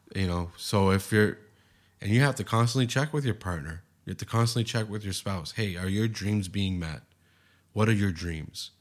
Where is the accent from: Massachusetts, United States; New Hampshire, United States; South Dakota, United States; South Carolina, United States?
Massachusetts, United States; Boston; now in San Diego, United States; in Boston where I grew up